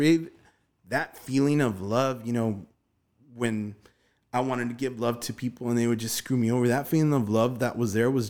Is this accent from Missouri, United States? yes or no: no; Glendale, California, United States; I mean, we just recently moved to Van Nuys. You know, I grew up in Virgil Village, Glendale, Atwater.